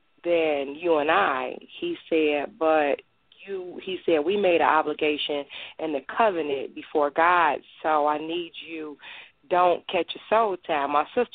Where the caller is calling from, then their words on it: Michigan, United States; I'm calling in from Michigan.